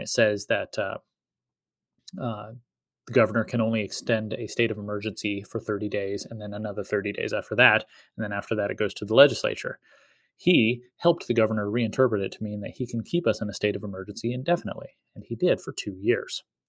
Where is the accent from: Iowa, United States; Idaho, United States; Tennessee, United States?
Idaho, United States; Eagle; my hometown of Eagle